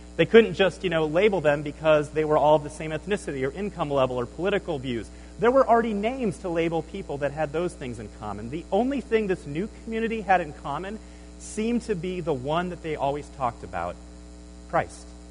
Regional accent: Nebraska, United States; moved away as an adult; I grew up in Nebraska

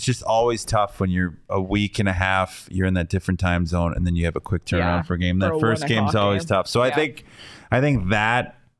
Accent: Las Vegas, Nevada, United States; I'm originally from Vegas, you know.

